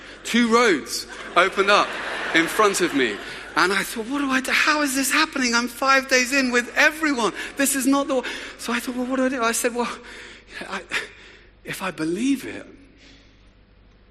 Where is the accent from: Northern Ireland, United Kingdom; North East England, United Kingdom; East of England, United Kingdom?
East of England, United Kingdom; Luton; I'd grown up in a wonderful town just north of London called Luton, which gets a bad press, but it's my hometown